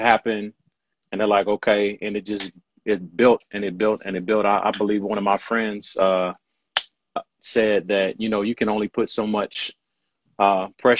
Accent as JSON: {"language": "English", "town": "Louisville", "region": "Kentucky", "country": "United States", "tie": "born or raised there", "said": "I'm born and raised in Louisville, Kentucky."}